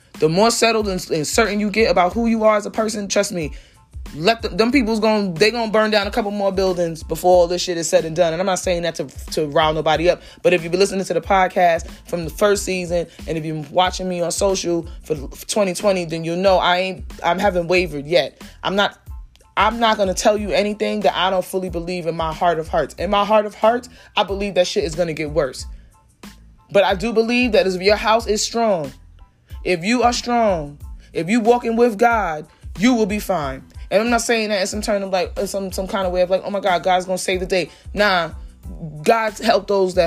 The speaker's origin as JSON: {"language": "English", "town": "New York City", "region": "New York", "country": "United States", "tie": "born or raised there", "said": "I'm from Brooklyn, straight cheese. I went to school in Harlem. I went to school uptown. Like, my whole life is here"}